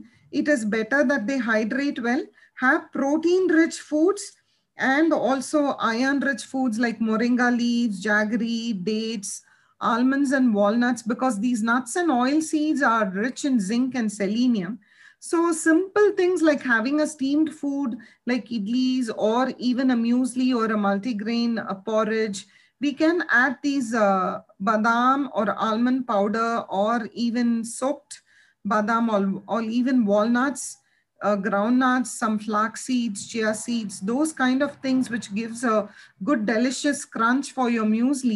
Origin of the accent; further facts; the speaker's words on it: India; we are all from Indian culture.